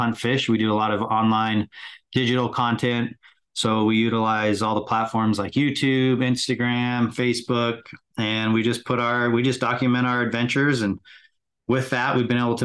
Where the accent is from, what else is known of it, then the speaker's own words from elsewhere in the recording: West Jordan, Utah, United States; also born or lived in California; Grew up in West Jordan